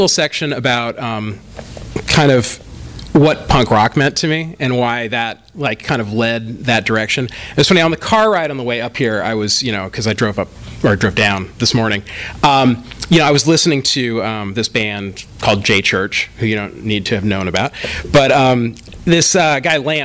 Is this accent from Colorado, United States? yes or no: no; Bay Area, California, United States; Because my family moved to the Bay Area when I was still very young, and because I'm the youngest child, I consider myself the only real Californian in my family.